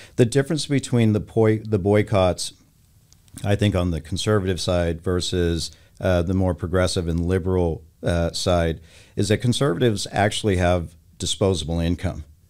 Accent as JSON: {"language": "English", "region": "Texas", "country": "United States", "tie": "born or raised there", "also_born_or_lived": "California", "moved": "yes", "said": "I grew up in Texas"}